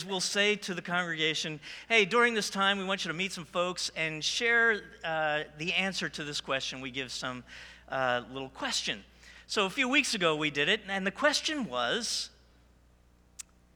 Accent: New Jersey, United States; I was born and raised in New Jersey

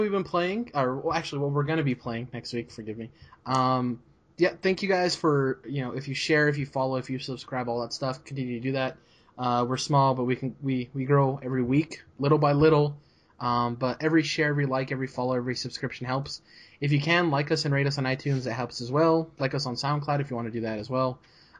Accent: United States; We're American.

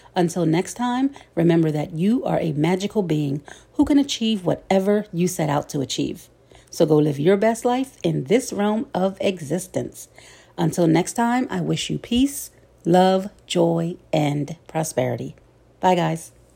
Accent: Philadelphia, Pennsylvania, United States; my hometown of Philly

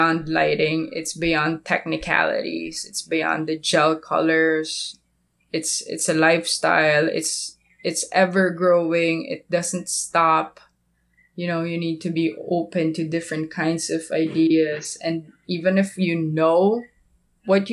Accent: Philippines; I'm from the Philippines.

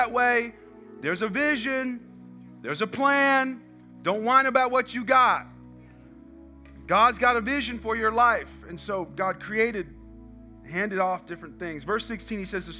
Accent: United States; I'm American.

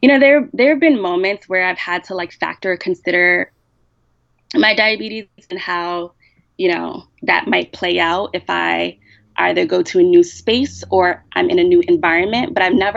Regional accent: United States; I'm Black American

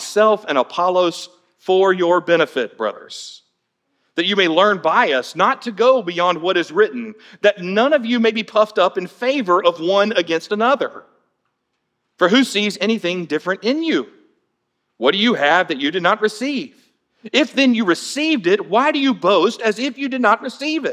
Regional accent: Atlanta, Georgia, United States; now in Florida, United States; my childhood growing up in Atlanta

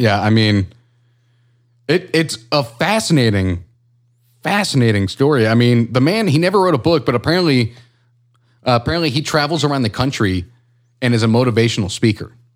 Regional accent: United States; I'm American

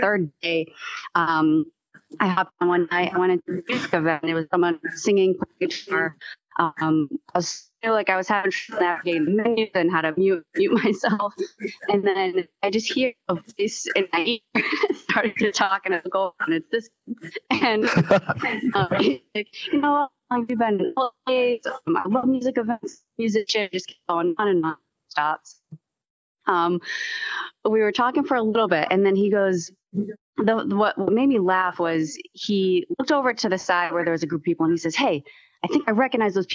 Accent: Massachusetts, United States; I'm from Massachusetts

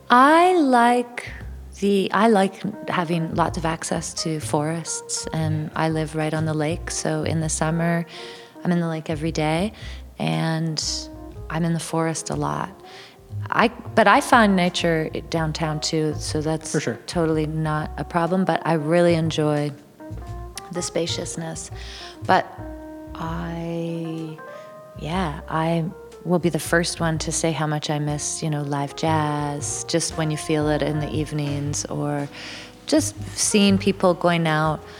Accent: Toronto, Ontario, Canada; moved away as an adult; now in near London, Ontario, Canada; I was born in Toronto and raised yeah. in Toronto

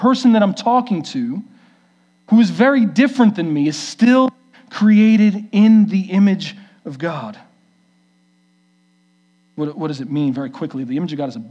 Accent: New York City, New York, United States; moved away; We grew up in New York City

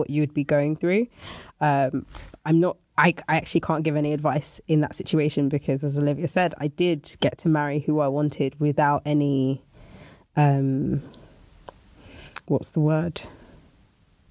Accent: Nigeria; I am Nigerian

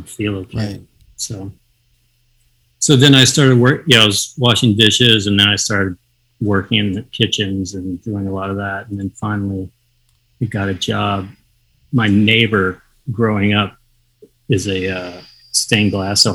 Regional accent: the South, United States; moved away as an adult; now in Los Angeles, United States; a young kid growing up in the South

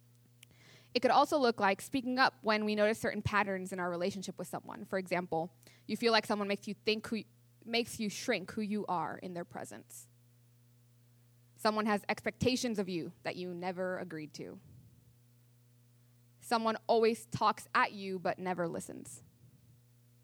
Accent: near Mount Rainier, Washington, United States; I grew up near Mount Rainier in Washington

